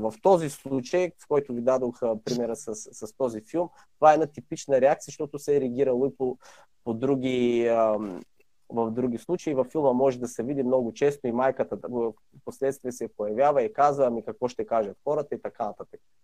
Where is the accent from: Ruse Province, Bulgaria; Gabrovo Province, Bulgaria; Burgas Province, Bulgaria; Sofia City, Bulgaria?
Gabrovo Province, Bulgaria; Sevlievo; moved away as an adult; родом съм в град Сивлиево. От може би 10 години вече не живея там, живея в чужбина